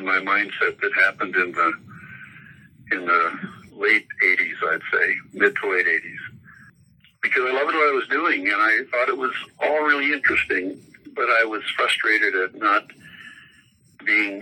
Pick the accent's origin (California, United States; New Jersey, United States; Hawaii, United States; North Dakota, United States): North Dakota, United States; moved away as an adult; also born or lived in Colorado / Canada; I grew up in North Dakota hunting and fishing and loving the rural lifestyle there